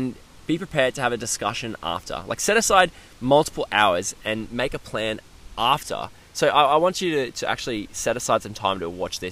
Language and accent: English; Queensland, Australia; I was getting ready to move back to Queensland, where I currently am now